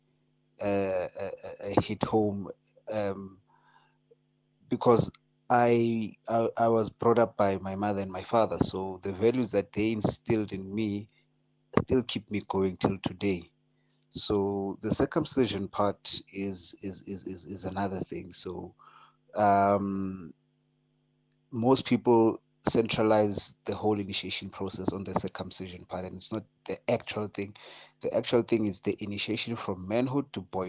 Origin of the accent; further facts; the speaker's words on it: Gauteng, South Africa; I grew up here in Gauteng